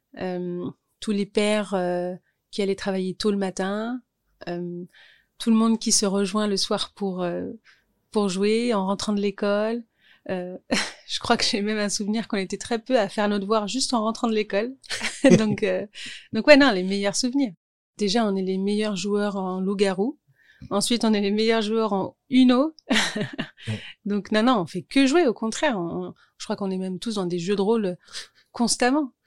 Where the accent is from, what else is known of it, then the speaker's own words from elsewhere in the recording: Orly, Île-de-France, France; also born or lived in Thiais; j'ai grandi à Orly